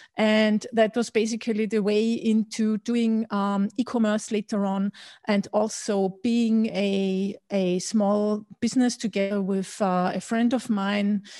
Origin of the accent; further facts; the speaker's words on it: Austria; also born or lived in Berlin / London; I was born and raised in Austria